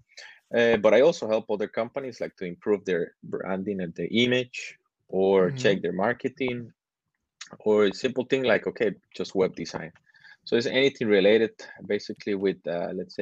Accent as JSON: {"language": "English", "country": "Costa Rica", "moved": "as an adult", "lives_now": "China", "said": "I'm originally from Costa Rica"}